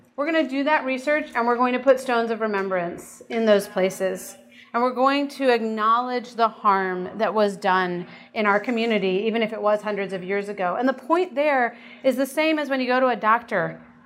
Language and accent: English; United States; as American Christians